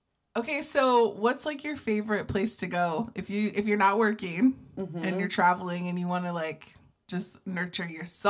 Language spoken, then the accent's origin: English; Ohio, United States; I'm still from Amish Country, Ohio